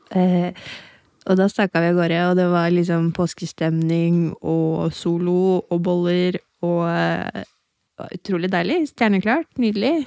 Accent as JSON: {"language": "Norwegian", "town": "Hokksund", "region": "Buskerud", "country": "Norway", "said": "Jeg er fra Hokksund"}